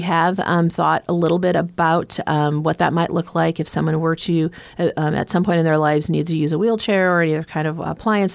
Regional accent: Omaha, Nebraska, United States; I am uh, born and raised in Omaha, Nebraska

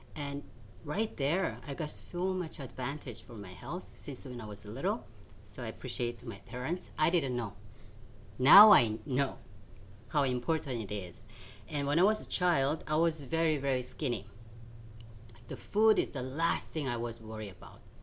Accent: Seoul, South Korea; moved away; I grew up in South Korea in Seoul

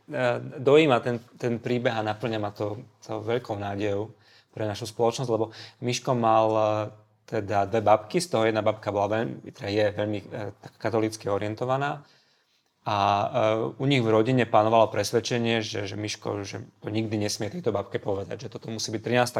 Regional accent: Košice, Košice Region, Slovakia; moved away as an adult; also born or lived in Prešov / Luxembourg; now in Bratislava, Slovakia; ja som Košičan, ja som sa narodil v Prešove, ale ako, uh, žil som takmer celý život v Košiciach, potom bola Bratislava a potom ten Luxemburg

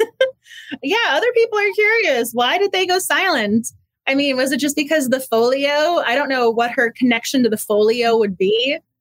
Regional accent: Massachusetts, United States; moved away; I'm originally from Massachusetts

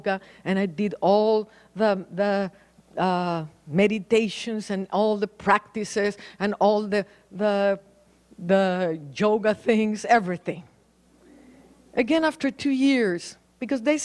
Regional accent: Mexico City, Mexico; moved away as an adult; also born or lived in Paris, France; I was born in Mexico City

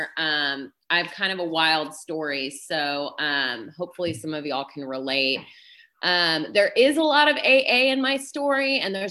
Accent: Dallas, Texas, United States; I am from Dallas, Texas

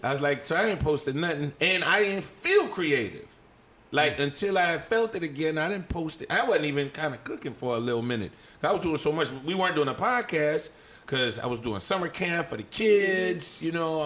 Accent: New Orleans, Louisiana, United States; I'm from New Orleans

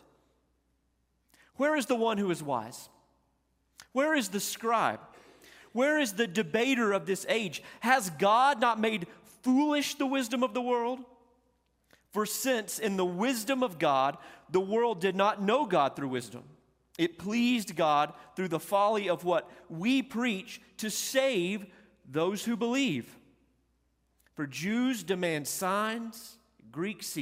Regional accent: Olton, Texas, United States; also born or lived in Panhandle, Texas; a small town like where I grew up in Olton, Texas, and in Panhandle, Texas

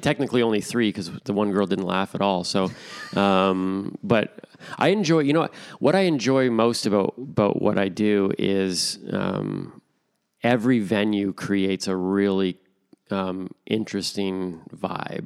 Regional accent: Toronto, Ontario, Canada; moved away as an adult; now in Stirling, Canada; born and raised in Toronto

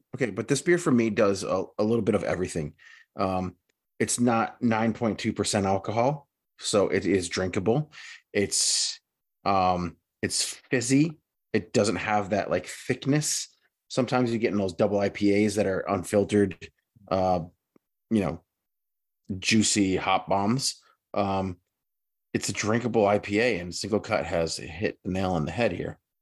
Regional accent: United States; being an American

